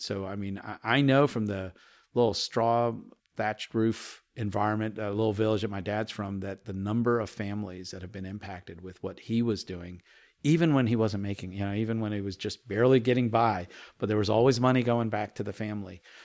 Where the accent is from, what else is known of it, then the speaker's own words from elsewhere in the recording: Chapel Hill, North Carolina, United States; English is a second language; also born or lived in India; my early days in Chapel Hill, North Carolina as a five, six-year-old, being the only Indian family that you ever saw, um, and hardly being able to speak English